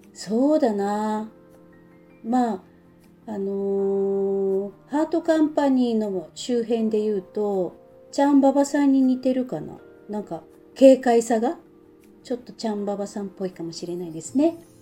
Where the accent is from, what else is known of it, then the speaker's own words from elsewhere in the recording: Sapporo, Hokkaido, Japan; 私の地元札幌